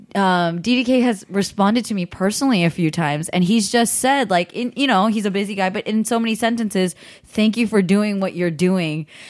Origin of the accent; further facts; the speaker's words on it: the Bay Area, California, United States; I grew up in California